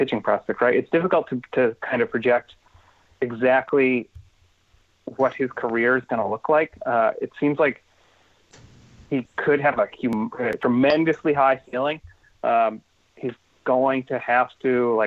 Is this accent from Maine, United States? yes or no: yes; Portland, Maine, United States; my hometown Port AA Portland Sea Dogs